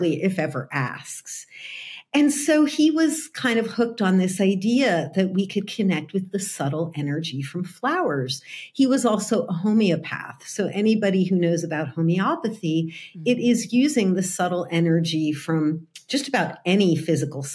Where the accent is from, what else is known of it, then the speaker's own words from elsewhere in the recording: New Jersey, United States; moved away as an adult; now in California, United States; I grew up in New Jersey.